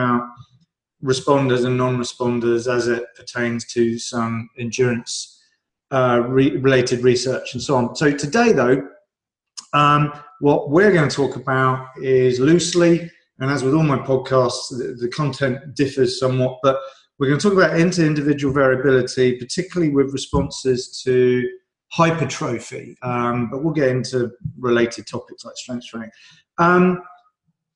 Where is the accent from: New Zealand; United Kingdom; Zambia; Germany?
United Kingdom; I'm British